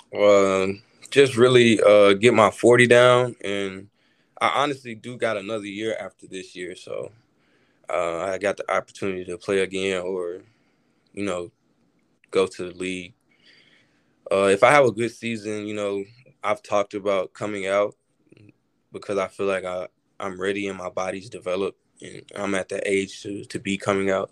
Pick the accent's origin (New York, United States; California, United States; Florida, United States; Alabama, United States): Alabama, United States; growing up in Alabama